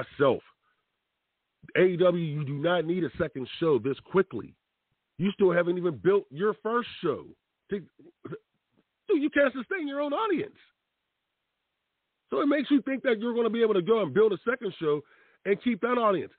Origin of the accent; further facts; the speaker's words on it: Pittsburgh, Pennsylvania, United States; I'm from Pittsburgh